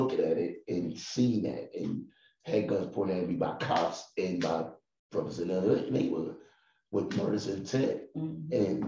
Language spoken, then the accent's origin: English; Philadelphia, Pennsylvania, United States; I'm from North Philly